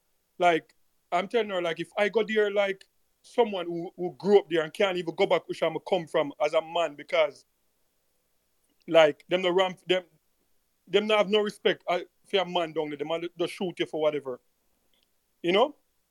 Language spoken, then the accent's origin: English; Jamaica; moved away; And can say, okay, I'm a Jamaican.